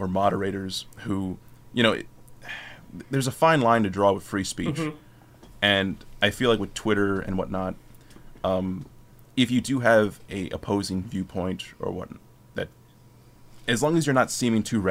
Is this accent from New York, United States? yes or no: yes; Schenectady, New York, United States; my hometown